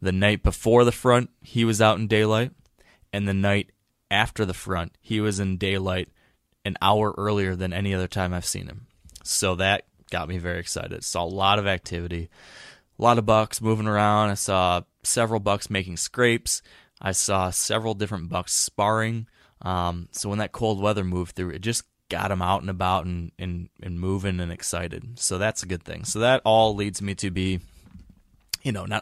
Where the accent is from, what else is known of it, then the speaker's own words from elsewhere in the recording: Michigan, United States; my home state of Michigan